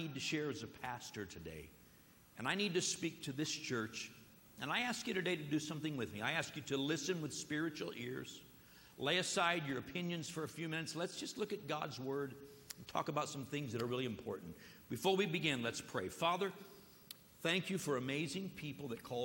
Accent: United States; I'm an American here

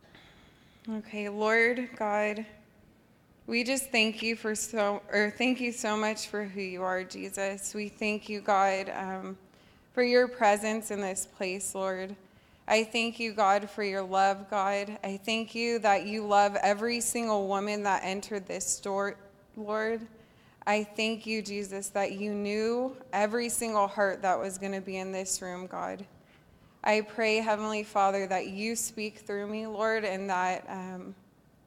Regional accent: Los Alamitos, California, United States; I grew up in Los Alamitos, which is about 10 minutes away from Seal Beach.

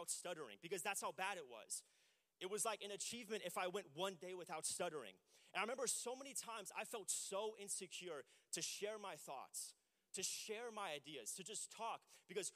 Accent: Lake Elsinore, California, United States; I grew up in Lake Elsinore

